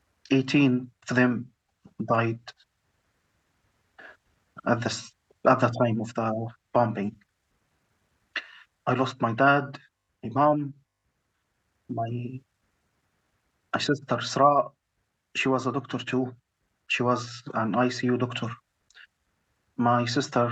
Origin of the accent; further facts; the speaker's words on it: Gaza, Gaza Strip, Palestine; moved away as an adult; now in Egypt; I'm a cardiologist from Gaza.